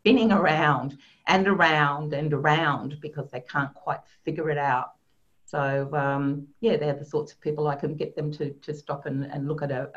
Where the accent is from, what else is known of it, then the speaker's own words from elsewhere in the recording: Sydney, New South Wales, Australia; born and bred in Sydney, and I have moved around a little bit, but that is where I live